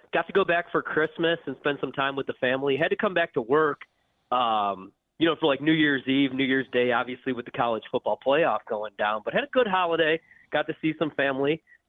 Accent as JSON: {"language": "English", "town": "Joliet", "region": "Illinois", "country": "United States", "said": "I'm from Joliet, Illinois, so it's like a 40-minute trip to Chicago"}